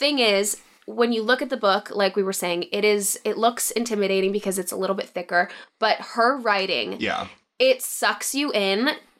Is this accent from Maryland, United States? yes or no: yes; Columbia, Maryland, United States; I am from Columbia, Maryland.